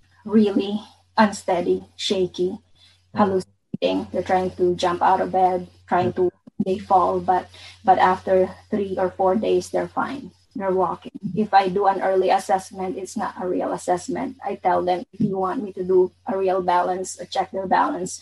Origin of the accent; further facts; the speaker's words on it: Bicol Region, Philippines; I'm from Bicol